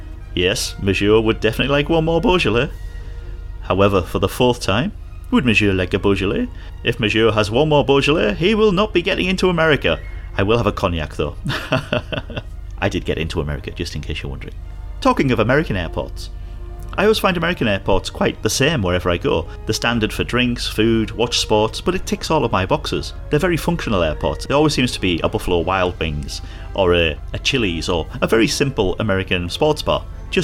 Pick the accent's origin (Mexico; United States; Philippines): Philippines; But in San Francisco, I had the advantage of being Filipino. Yes, I can't pass for being Filipino.